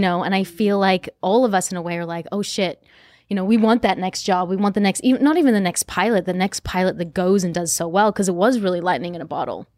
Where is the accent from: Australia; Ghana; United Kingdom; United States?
Australia; I'm from Australia